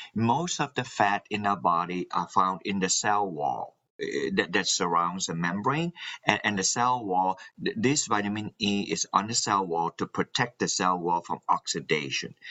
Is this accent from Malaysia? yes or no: yes; Malaysia; moved away as an adult; also born or lived in New Zealand / Alabama, United States; now in Massachusetts, United States; Yes, I am originally from Malaysia and I in, went to New Zealand to study